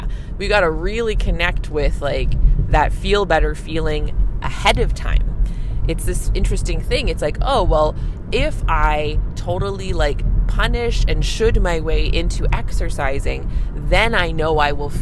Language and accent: English; Canada; I'm a Canadian family physician